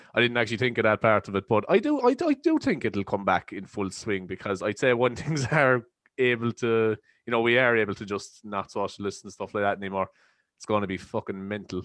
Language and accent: English; East Cork, Munster, Ireland; as Irish people